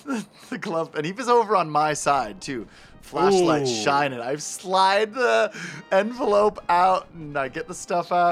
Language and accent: English; Kent, Ohio, United States; growing up in Kent